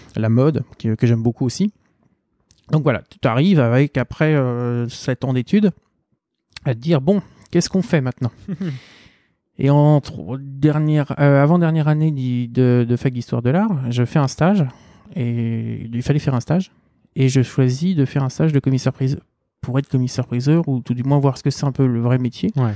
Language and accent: French; Seine-Saint-Denis, Île-de-France, France; je viens du 93